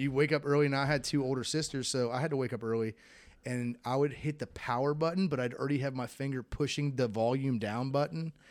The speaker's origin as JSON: {"language": "English", "region": "Florida", "country": "United States", "tie": "born or raised there", "said": "growing up in Florida, I had to learn how to swim."}